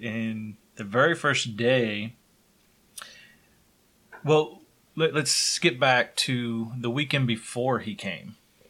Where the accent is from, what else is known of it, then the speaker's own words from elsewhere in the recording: Wichita, Kansas, United States; also born or lived in Lawrence, Kansas / Louisiana; when I moved back from the Air Force, I lived with Doug here in Wichita for... But a year and a half before, we both moved to Lawrence to go to the University of Kansas.